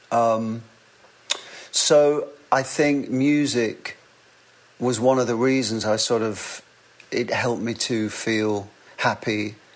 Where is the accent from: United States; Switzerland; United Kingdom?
United Kingdom; England; accent: northern; hello, can I sing for you in my northern accent?